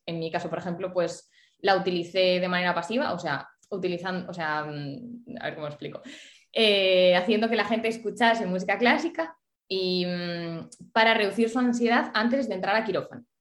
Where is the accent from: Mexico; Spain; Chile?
Spain; Ponferrada, Castile and León; moved away as an adult; also born or lived in Vigo; yo soy de Ponferrada, pero me vine a estudiar a Vigo